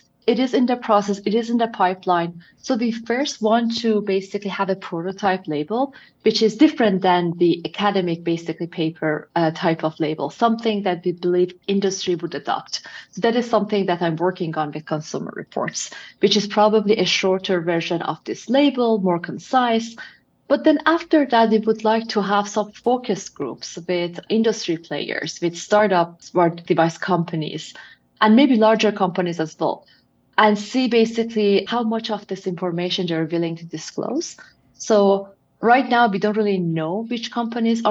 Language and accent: English; Iran; moved away as an adult; now in United States; I'm originally from Iran, and I was there till I was, I believe, 22 years old. So for the majority of my life, I was actually living in Iran.